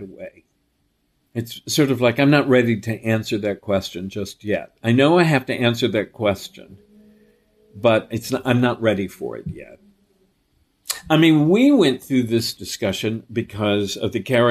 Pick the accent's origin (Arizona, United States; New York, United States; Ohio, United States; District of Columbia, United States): New York, United States; New York City; I was raised on the Upper East Side of New York